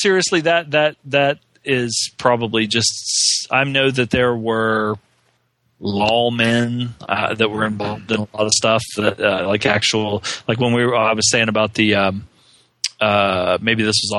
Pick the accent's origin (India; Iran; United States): United States; Southern United States; growing up in the South, and of course, you know, most of my family